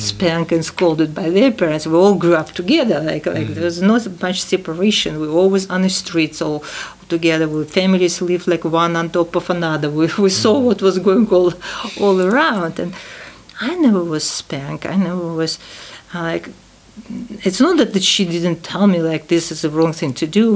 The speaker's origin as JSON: {"language": "English", "region": "Tashkent", "country": "Uzbekistan", "tie": "born or raised there", "second_language": "English", "moved": "yes", "said": "ten, years after the war, I was born in Tashkent"}